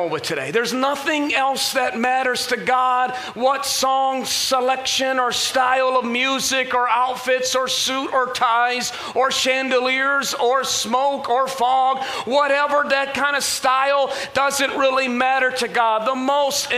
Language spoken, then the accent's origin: English; Michigan, United States; I'm from Michigan